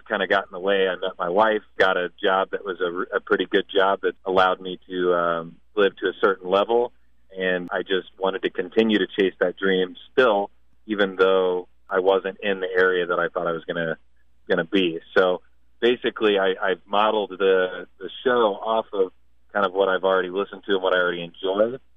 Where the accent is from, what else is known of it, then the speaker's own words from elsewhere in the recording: Midwest, United States; growing up in the Midwest and in my area